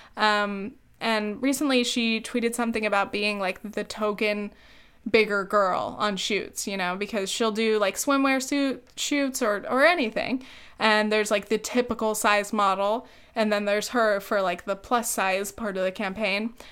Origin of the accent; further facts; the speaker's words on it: Orange County, California, United States; we met back in high school. We're from Orange County